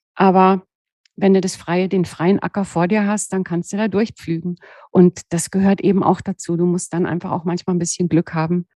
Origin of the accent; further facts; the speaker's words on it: Southern Black Forest, near the Swiss border, Baden-Württemberg, Germany; moved away; also born or lived in Cologne / Berlin; Ich bin ja nur ein, ein Südschwarzwaldkind. Ich bin ja an der Schweizer Grenze geboren im Südschwarzwald und habe eigentlich immer so Berge um